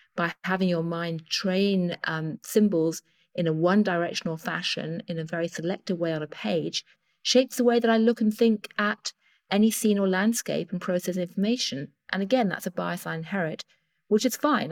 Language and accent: English; United Kingdom; accent: British; I am, as you can hear from my accent, British